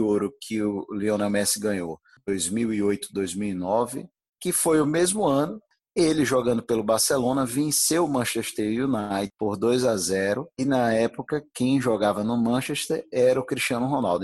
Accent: Brazil; que sou brasileiro

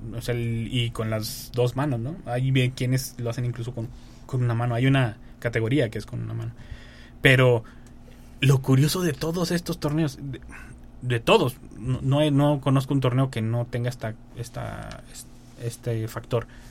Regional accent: Mexico; Como mexicanos.

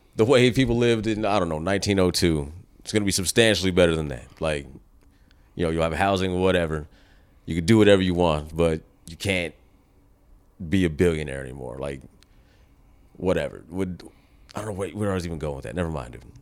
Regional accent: United States; as an American

